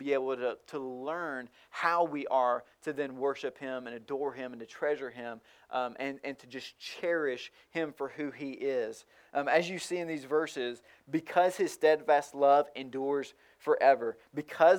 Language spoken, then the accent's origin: English; rural Tennessee, United States; moved away; also born or lived in Miami, Florida; my hometown of rural Tennessee